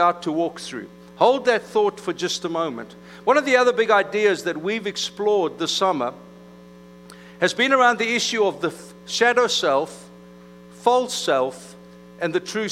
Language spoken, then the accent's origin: English; South Africa; moved away; I was from South Africa amongst the Afrikaans community. That's kind of Redneckville. And so I went to high school in an English-speaking community